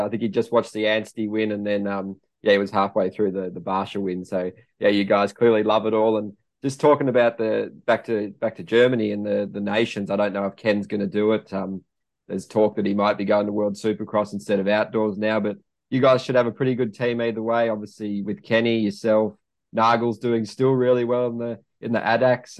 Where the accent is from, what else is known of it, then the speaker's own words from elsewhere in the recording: Australia; me being Australian